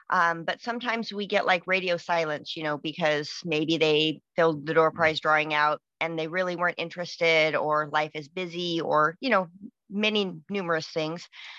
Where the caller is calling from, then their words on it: Washington, United States; Washington State.